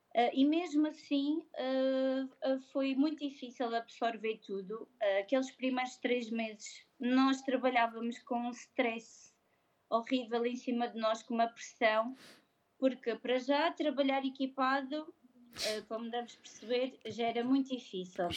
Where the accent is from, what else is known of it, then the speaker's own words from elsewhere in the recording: Madeira, Portugal; now in Coimbra, Portugal; eu não sou de cá, eu sou madeirense